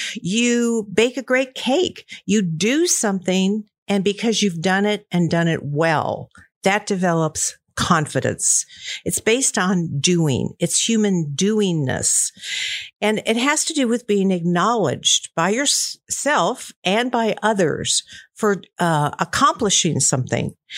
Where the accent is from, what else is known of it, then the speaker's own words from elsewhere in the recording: Columbia, Missouri, United States; I grew up in Missouri, Columbia, Missouri, to be exact